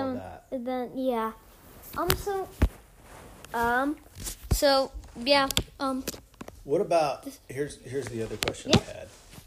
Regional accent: Connecticut, United States; I'm from Connecticut.

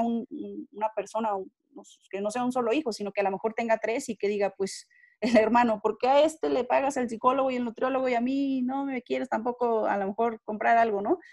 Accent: Mexico; nosotros como mexicanos

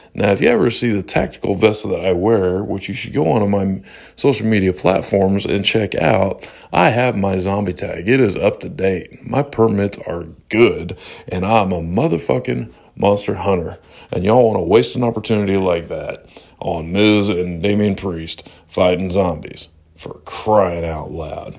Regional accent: Salem, Illinois, United States; my hometown of Salem, Illinois, where I grew up

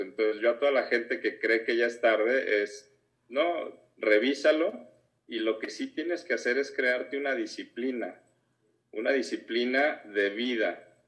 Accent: Guadalajara, Jalisco, Mexico; soy de aquí, de Guadalajara

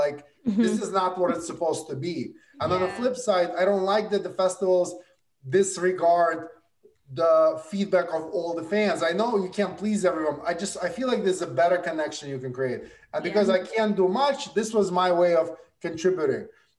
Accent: Brooklyn, New York, United States; I went to high school in Brooklyn. I grew up in Brooklyn.

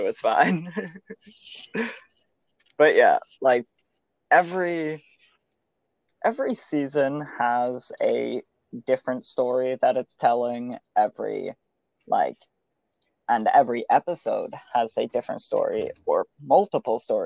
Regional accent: Canada; I'm Canadian.

